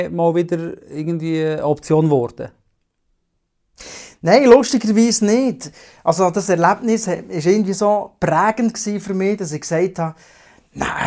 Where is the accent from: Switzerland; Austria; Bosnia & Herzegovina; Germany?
Switzerland; Bern; ich komme aus der Region Biel-Seeland, bin Vater von zwei Kindern, 12 und 14.